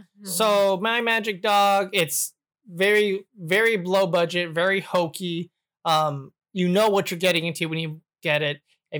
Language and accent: English; United States; I'm American